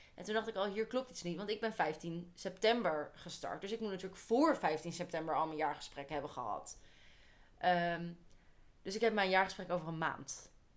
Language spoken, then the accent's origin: Dutch; Holland, Netherlands; wij twee, wijzend naar ons twee, wij komen uit Holland